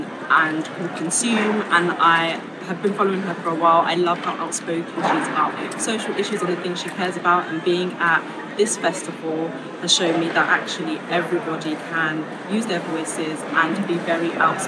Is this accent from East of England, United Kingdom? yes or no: no; London, United Kingdom; I'm from London.